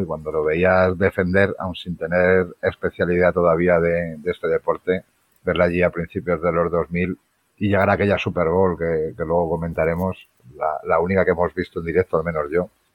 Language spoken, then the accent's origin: Spanish; Madrid, Community of Madrid, Spain; yo soy de Madrid